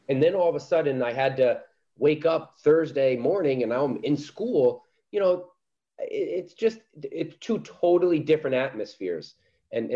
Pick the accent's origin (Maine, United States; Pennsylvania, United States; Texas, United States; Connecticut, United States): Connecticut, United States; now in Agawam, United States; when I was growing up in Connecticut.